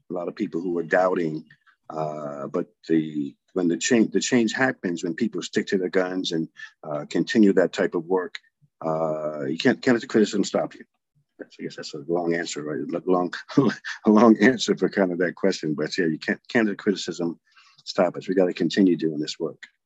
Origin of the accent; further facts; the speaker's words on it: Providence, Rhode Island, United States; I grew up here in in Providence